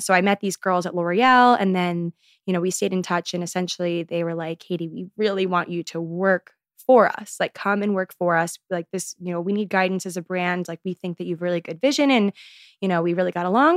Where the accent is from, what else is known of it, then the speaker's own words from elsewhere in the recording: Maryland, United States; moved away as an adult; now in New York City, United States; I grew up in Maryland, but now I'm here in good old New York City.